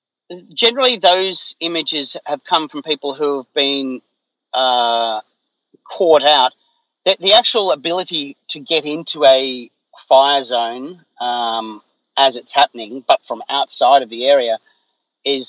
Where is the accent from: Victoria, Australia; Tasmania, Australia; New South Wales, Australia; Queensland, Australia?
New South Wales, Australia; Blue Mountains, west of Sydney; where I grew up was in the Blue Mountains, which is west of Sydney